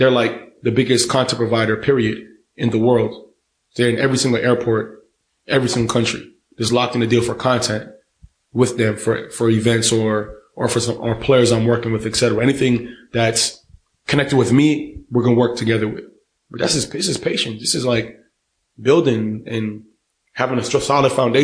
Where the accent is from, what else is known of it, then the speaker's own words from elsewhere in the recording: Toronto, Ontario, Canada; I'm from Toronto.